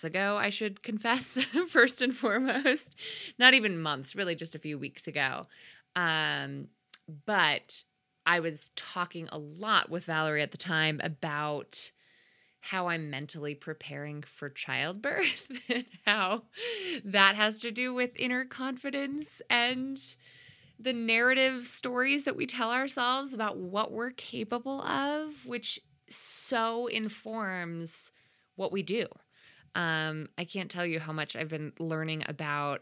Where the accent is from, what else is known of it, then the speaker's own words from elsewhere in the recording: Connecticut, United States; my home state of Connecticut